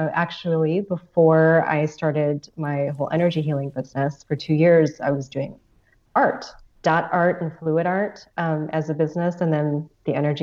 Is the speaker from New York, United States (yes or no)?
no; Chicago, Illinois, United States; moved away as an adult; also born or lived in Arizona; I was born in Chicago, Illinois, raised in the suburbs there for majority of my life